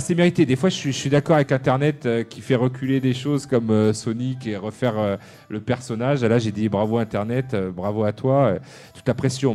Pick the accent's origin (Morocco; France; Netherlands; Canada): France; chez nous, en France